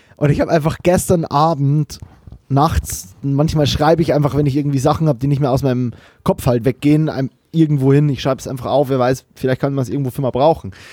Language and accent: German; Bavaria, Germany; now in Cologne, Germany; ich bin auch in Bayern aufgewachsen